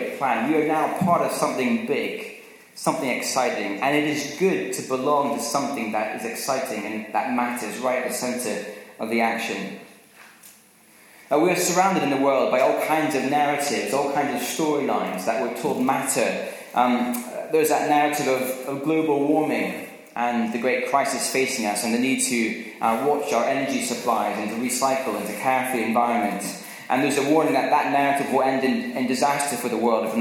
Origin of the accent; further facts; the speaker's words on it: Scotland, United Kingdom; growing up in Scotland was I used to go and watch the rugby at Murrayfield